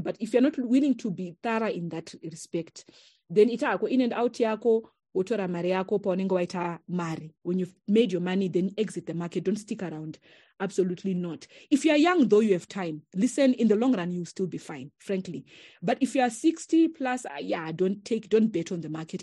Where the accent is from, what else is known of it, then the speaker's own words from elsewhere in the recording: Zimbabwe; we come from Chakoa